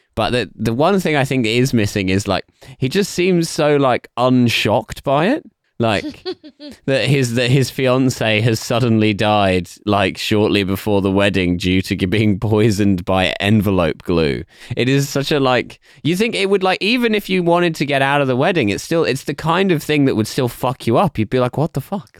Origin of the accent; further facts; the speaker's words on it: England, United Kingdom; as an English person specifically, even more so than just a British person